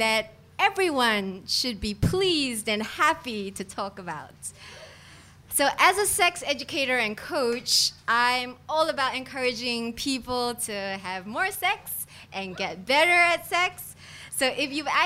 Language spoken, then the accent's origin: English; Singapore; I grew up in Singapore